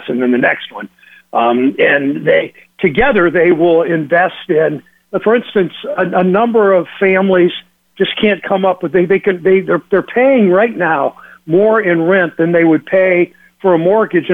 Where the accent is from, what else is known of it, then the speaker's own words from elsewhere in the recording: Mansfield, Ohio, United States; I grew up in Mansfield, as I said, played basketball against Fenley.